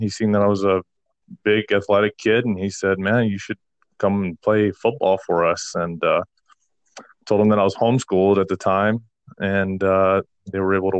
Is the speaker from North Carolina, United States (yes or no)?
no; Taos, New Mexico, United States; moved away; I was born in Taos, New Mexico, December 30th, 1992